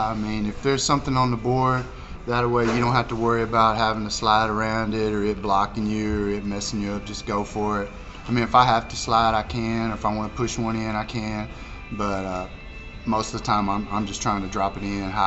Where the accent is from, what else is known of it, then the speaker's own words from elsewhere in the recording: Dumas, United States; Well, so I'm from Dumas, and there was a there's a little festival down there, Ding Dong Days